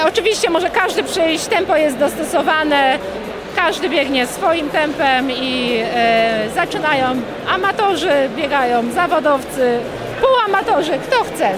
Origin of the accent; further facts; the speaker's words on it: Chodzież, Greater Poland, Poland; u nas w Chodzieży